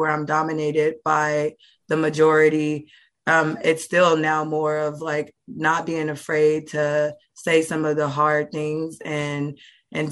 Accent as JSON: {"language": "English", "town": "Oakland", "region": "California", "country": "United States", "said": "I'm from Oakland, California"}